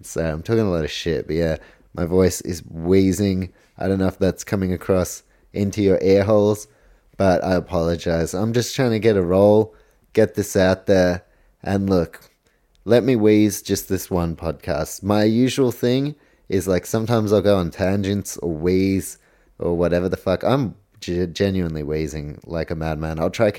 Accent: New Zealand; I'm actually from New Zealand, so how about that? Polish heritage.

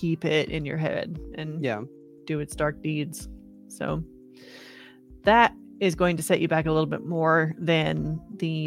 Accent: United States; I'm an American

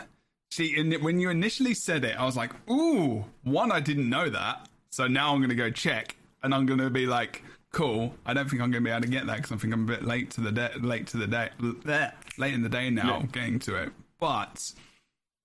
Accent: London, United Kingdom; I'm from London

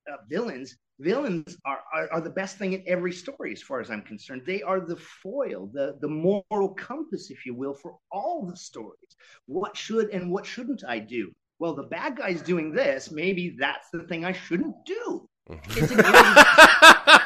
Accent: Canada; we're Canadian

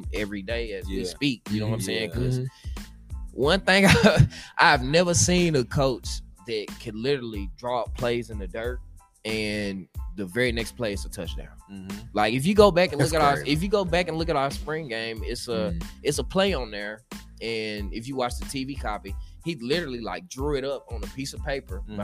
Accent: Nashville, Tennessee, United States; moved away as an adult; also born or lived in Houston, Texas; I could have stayed in Nashville and coached high school ball

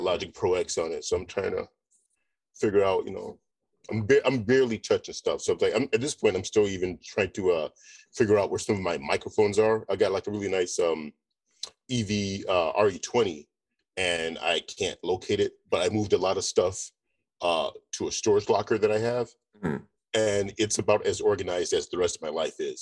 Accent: Northwest Indiana, United States; I am from Indiana.

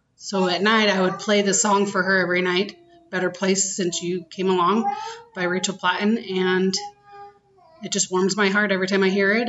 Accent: Utah, United States; I grew up in Utah County

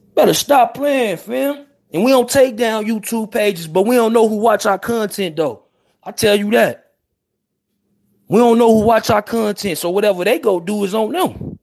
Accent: Chicago, Illinois, United States; I'm from Chicago. 79th and Phillips, 79th and Yates. I'm from Ted Town.

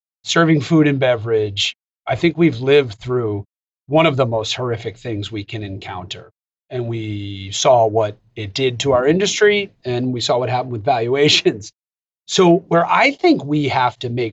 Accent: United States; as an American

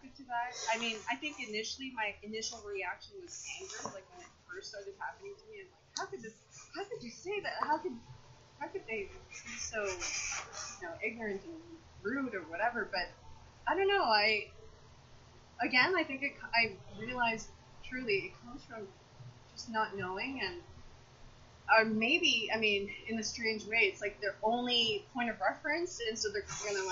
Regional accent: Canada

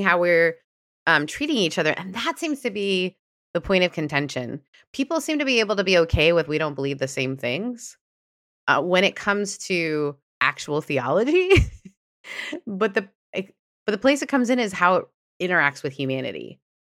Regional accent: Canada; moved away; also born or lived in Southern United States; I grew up in a more progressive country, and then I moved from Canada to the South

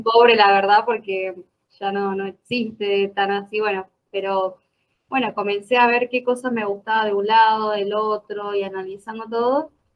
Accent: Jujuy, Argentina; moved away as an adult; now in Córdoba, Argentina; nací en Jujuy, en la parte del norte de Argentina, y me vine a estudiar. Ya me instalé acá

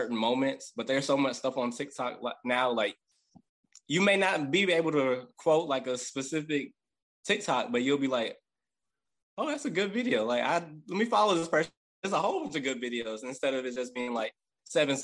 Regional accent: Gulfport, Mississippi, United States; now in New Orleans, United States; I'm from Gulfport, Mississippi. I currently live in New Orleans

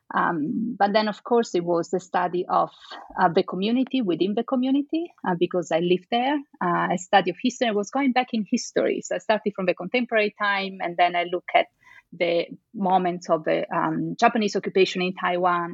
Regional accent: Venice, Veneto, Italy; I am from Venice, so I think, and, and, I can say actually for sure that since I was a little child, I had all these stories about Marco Polo

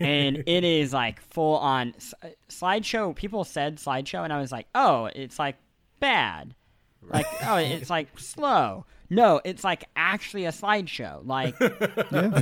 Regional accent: Kansas City, Missouri, United States; moved away; I grew up in Missouri

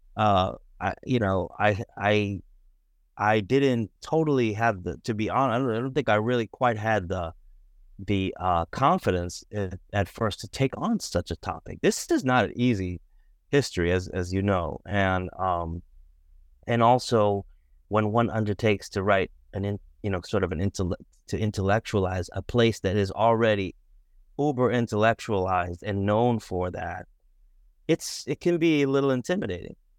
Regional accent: Boston, Massachusetts, United States; I grew up in Boston, um, grew up uh, biracial in Boston

